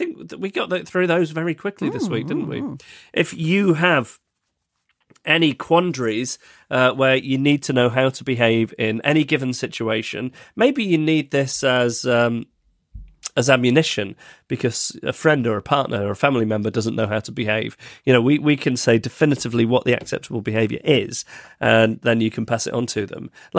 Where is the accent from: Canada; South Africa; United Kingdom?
United Kingdom; Beaumaris, Wales; now in Hong Kong; I've been out of my hometown of, I don't know how to say this, it's on Anglesey, it looks like Beaumarie